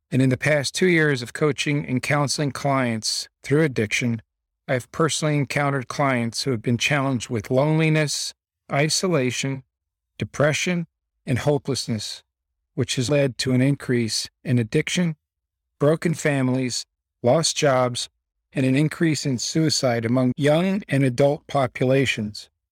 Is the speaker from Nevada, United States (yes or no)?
yes; Las Vegas, Nevada, United States; also born or lived in Belleville, New Jersey; My parents, along with me and my sister, moved to Las Vegas, Nevada in nineteen sixty-nine